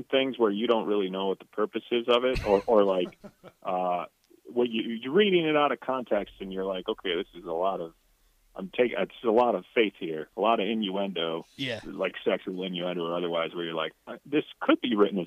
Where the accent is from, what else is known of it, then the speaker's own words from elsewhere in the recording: Buffalo, New York, United States; now in Los Angeles, United States; I'm from Buffalo